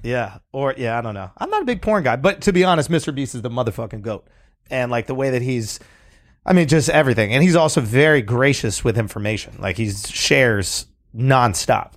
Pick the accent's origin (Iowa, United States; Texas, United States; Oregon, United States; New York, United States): New York, United States; I grew up in New York